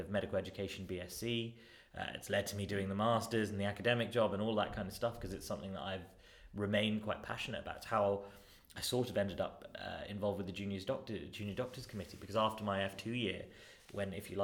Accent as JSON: {"language": "English", "town": "Wembley", "region": "London", "country": "United Kingdom", "tie": "born or raised there", "also_born_or_lived": "Northampton / Leicester", "said": "I grew up in Northwest London in a place called Wembley"}